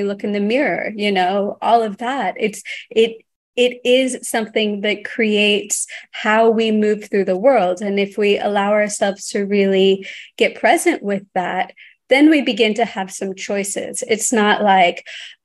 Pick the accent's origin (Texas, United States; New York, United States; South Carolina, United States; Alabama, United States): Texas, United States; growing up in Texas